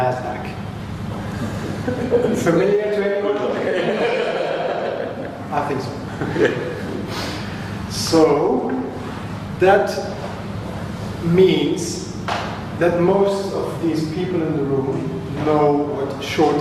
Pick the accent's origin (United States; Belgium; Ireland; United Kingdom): Belgium; I am from Belgium